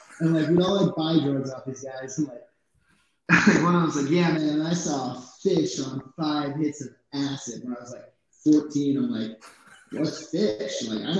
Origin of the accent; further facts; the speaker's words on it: New Jersey, United States; moved away; I am from New Jersey. I haven't lived there in a long time. I don't really live anywhere.